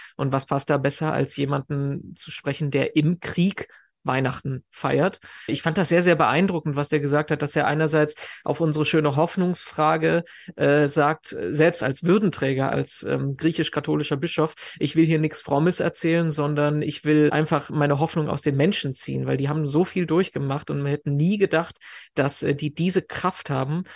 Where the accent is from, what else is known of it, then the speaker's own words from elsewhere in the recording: Germany; bei uns in Deutschland